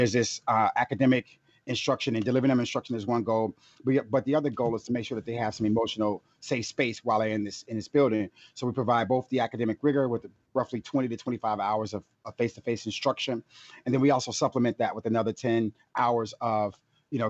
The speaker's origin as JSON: {"language": "English", "town": "Chicago", "region": "Illinois", "country": "United States", "said": "I'm from 63rd and Rhodes."}